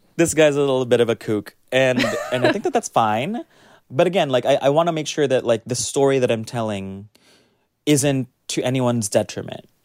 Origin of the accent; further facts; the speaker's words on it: United States; now in New York, United States; I, as an American sommelier